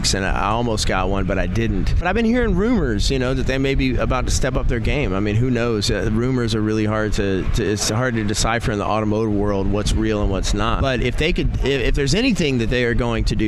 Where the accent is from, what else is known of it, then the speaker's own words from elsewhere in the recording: Shreveport, Louisiana, United States; now in Los Angeles, United States; I'm from Shreveport, Louisiana, but I live in California, Los Angeles